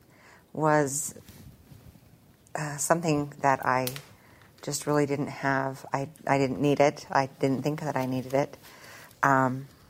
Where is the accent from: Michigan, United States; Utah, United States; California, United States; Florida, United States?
Utah, United States; Roosevelt; also born or lived in Salt Lake City / Ogden; I'm from Roosevelt, and I have this little podunk town out in the middle of nowhere